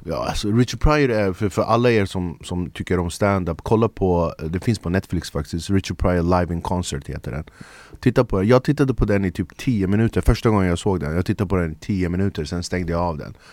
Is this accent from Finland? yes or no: no; Flemingsberg, Stockholm County, Sweden; also born or lived in Södermalm, Stockholm; now in Stockholm, Sweden; Jag är född och uppvuxen i Flemingsberg